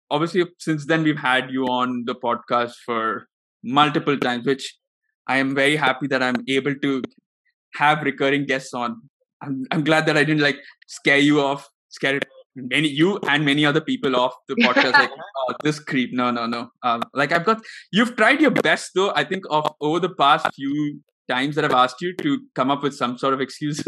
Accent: India; started off watching cricket because as Indian families do, we do.

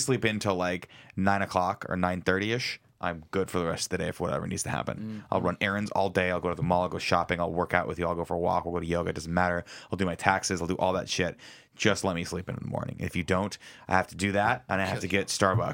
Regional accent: Southern California, United States; growing up in Southern California, it's really hot

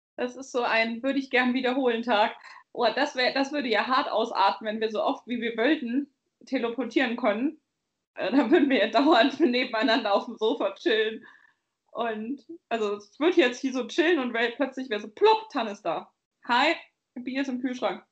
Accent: Bavaria, Germany; ich komme aus Bayern.

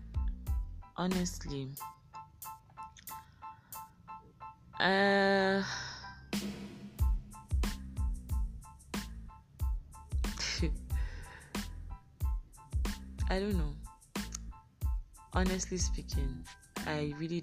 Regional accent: Kano, Kano State, Nigeria; also born or lived in Edo State (ancestral state, Afemai); I was born in Kano State, Nasarawa Hospital, Kano. I'm a Kano breed right here.

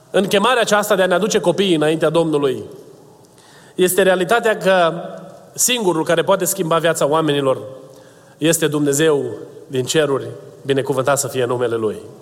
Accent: Romania; first language Romanian; moved away; eu sunt uh, născut în România, o să mor vorbind limba română ca prima mea limbă

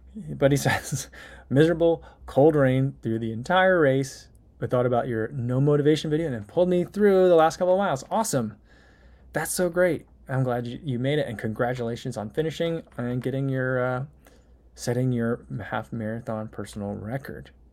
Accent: New Jersey, United States; also born or lived in Saint Louis; now in Chicago, United States; I'm originally from New Jersey. Then I lived in Saint Louis for a while. And now I live in Chicago.

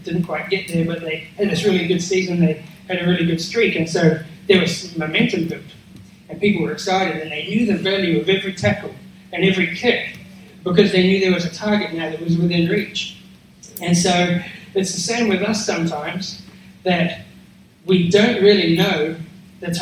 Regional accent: New Zealand; now in Australia; I'm a Kiwi

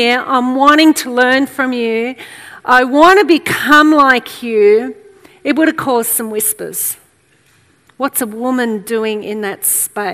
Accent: Australia; we are white, we are English, Australian, that's our background.

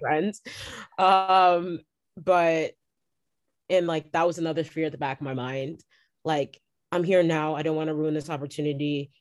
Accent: Toronto, Ontario, Canada; I'm from Toronto

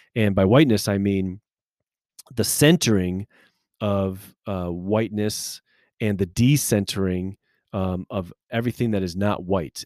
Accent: United States; as American Christian people

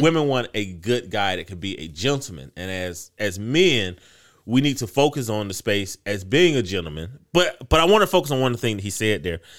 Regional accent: United States

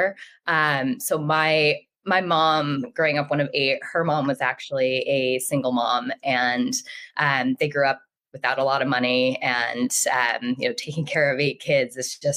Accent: Rhode Island, United States; I grew up in Rhode Island, so the smallest state in the country.

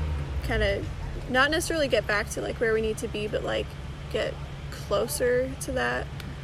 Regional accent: Georgetown, Texas, United States; now in Huntsville, United States; I'm from Georgetown. It's over by Austin.

